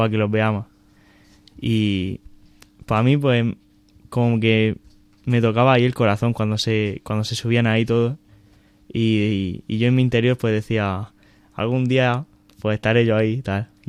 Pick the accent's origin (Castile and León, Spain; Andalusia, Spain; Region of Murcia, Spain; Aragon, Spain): Region of Murcia, Spain; Alcantarilla; y soy de Murcia, de, un pueblo que está cerca de, la ciudad de Murcia, que se llama Alcantarilla.